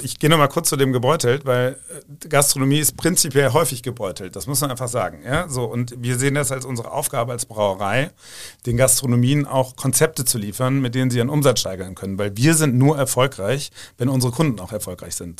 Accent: Rhineland, Germany; ich bin da auch als Rheinländer

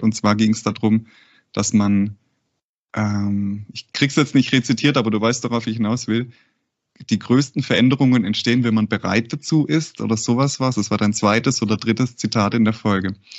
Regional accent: Cleversulzbach, Baden-Württemberg, Germany; Und ich bin äh, in, der, in einer sehr ländlichen Gegend bei Heilbronn aufgewachsen. Genau heißt das Dorf Klaversulzbach

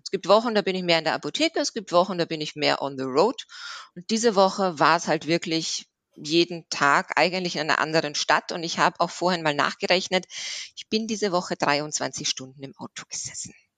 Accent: Austria; moved away as an adult; now in Swabia, Germany; ich bin ursprünglich aus Österreich und bin jetzt aber seit sieben Jahren im Schwabenland

